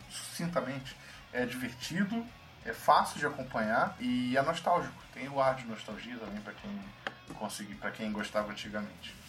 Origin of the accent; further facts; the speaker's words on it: Rio de Janeiro, Brazil; nós todos somos cariocas